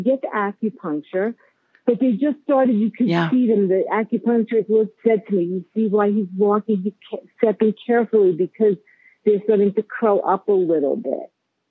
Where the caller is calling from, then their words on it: Longmont, Colorado, United States; I am calling from Longmont, Colorado